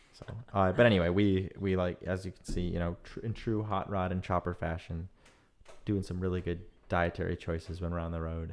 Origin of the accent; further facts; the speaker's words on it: Michigan, United States; now in San Francisco, United States; growing up in Michigan